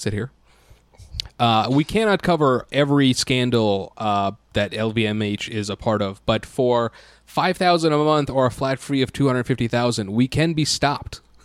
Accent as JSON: {"language": "English", "country": "United States", "said": "as an American"}